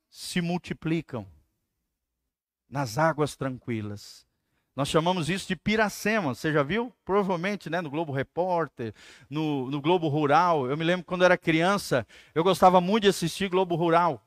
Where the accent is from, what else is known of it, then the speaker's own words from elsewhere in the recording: Santa Catarina, Brazil; moved away; Me lembro que lá no Santa Catarina, minha terra, tem muitos rios